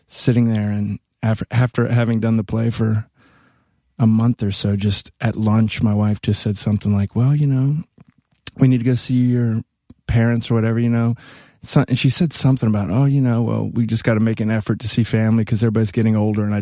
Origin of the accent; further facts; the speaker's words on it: Mississippi, United States; moved away as an adult; also born or lived in Gainesville, Florida / Evansville, Indiana / New York; now in Los Angeles, United States; I'm from Mississippi originally. I grew up in Gainesville, Florida, and then moved to Mississippi when I was 10. And then I was there till I was, I guess, 20